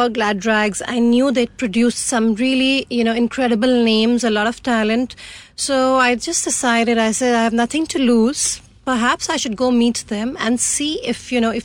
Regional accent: Chandigarh, India; I come from Chandigarh, a beautiful city called Chandigarh, and I'm the youngest of four girls

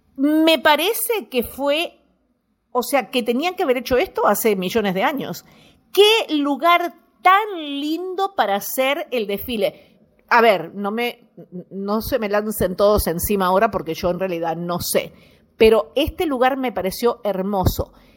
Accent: Montevideo, Uruguay; moved away; Yo me fui de acá, de, de Uruguay, nací en Uruguay, nací en Montevideo, nací en La Unión

